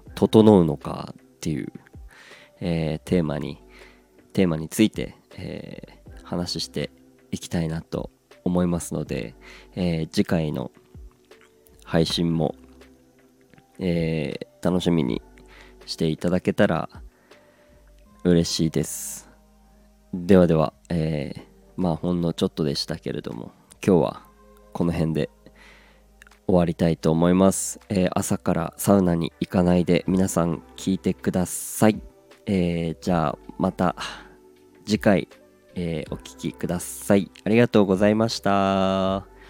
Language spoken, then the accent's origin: Japanese; Aomori, Japan; now in Tokyo, Japan; 青森から上京して